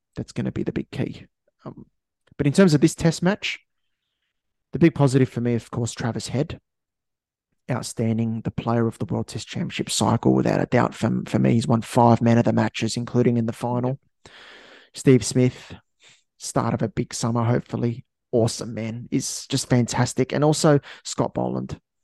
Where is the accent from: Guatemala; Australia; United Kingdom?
Australia; as an Aussie